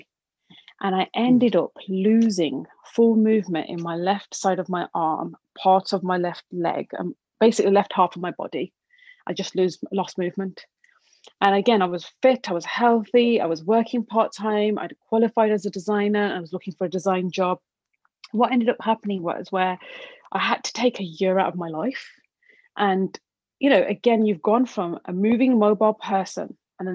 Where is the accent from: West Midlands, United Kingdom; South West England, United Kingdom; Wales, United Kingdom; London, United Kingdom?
West Midlands, United Kingdom; Black Country, Birmingham; I'm from the original Black Country part